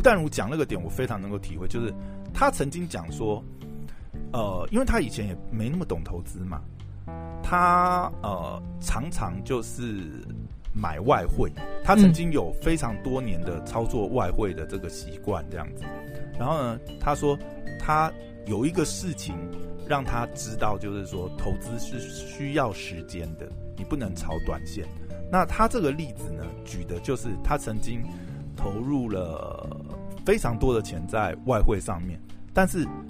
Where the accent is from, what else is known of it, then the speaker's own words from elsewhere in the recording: Taiwan; 我们台湾人